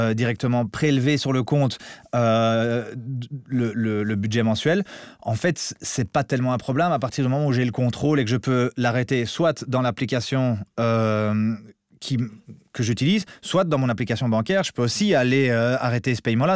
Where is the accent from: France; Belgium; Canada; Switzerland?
Belgium; je suis un bon Belge